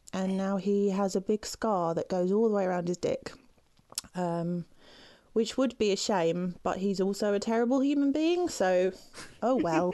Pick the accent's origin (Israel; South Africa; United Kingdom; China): United Kingdom; as a British woman